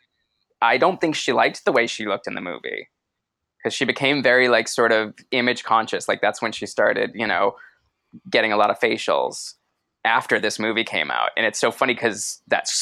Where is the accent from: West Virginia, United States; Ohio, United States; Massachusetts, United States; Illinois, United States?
Massachusetts, United States; Boston; moved away; also born or lived in New York City / Los Angeles; I grew up in Boston and then lived in New York City and then